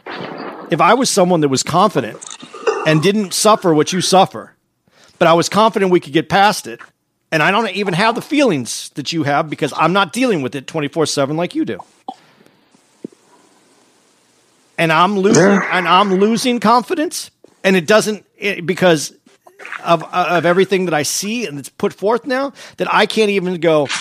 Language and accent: English; Arizona, United States; I grew up in Arizona